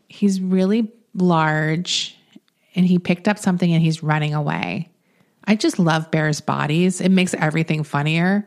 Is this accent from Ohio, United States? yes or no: no; Florida, United States; moved away; I'm from Florida